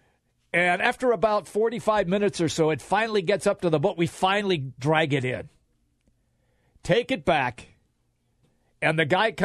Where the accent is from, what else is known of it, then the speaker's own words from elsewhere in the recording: Seattle, Washington, United States; growing up in Seattle